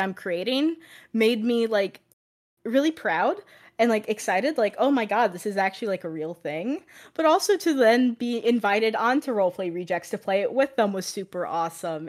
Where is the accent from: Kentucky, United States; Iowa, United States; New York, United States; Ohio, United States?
Ohio, United States; now in Florida, United States; I currently live in Florida, but I'm originally from Ohio